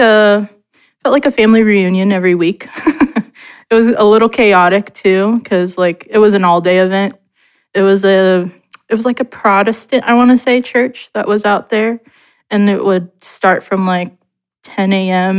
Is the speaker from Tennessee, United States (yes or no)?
no; Portland, Oregon, United States; also born or lived in Gladstone, Oregon; I've been born and raised in Portland my whole life